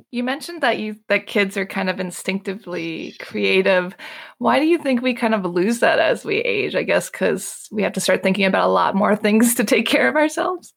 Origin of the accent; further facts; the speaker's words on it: Maryland, United States; moved away as an adult; now in Paris, France; I'm from Maryland